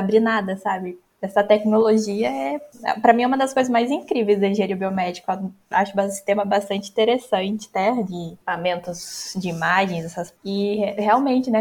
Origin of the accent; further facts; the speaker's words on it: Ouro Fino, Minas Gerais, Brazil; eu sou natural de Ouro Fino, no sul de Minas